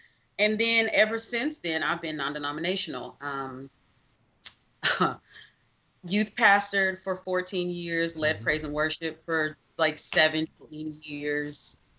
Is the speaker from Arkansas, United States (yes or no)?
yes; Little Rock, Arkansas, United States; I am from Little Rock, Arkansas. I grew up Catholic, Vatican II Catholic, in Arkansas. I was Catholic until I went to college.